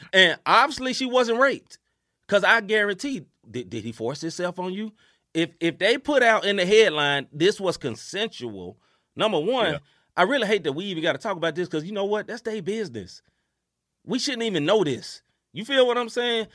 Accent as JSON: {"language": "English", "region": "New Jersey", "country": "United States", "said": "I'm from Jersey"}